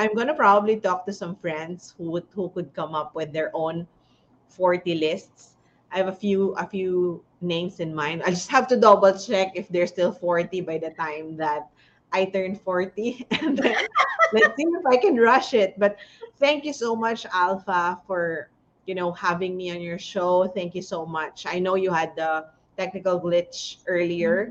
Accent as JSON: {"language": "English", "town": "Tarlac City", "region": "Tarlac", "country": "Philippines", "said": "I'm from Tarlac City, San Miguel."}